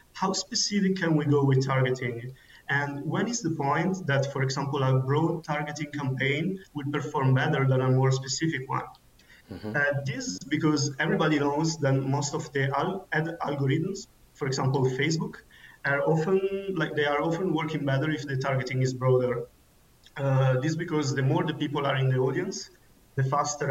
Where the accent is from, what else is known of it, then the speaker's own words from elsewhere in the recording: Milan, Lombardy, Italy; now in Munich, Germany; I come originally from Milan, Italy, and I'm currently living in Munich, Germany.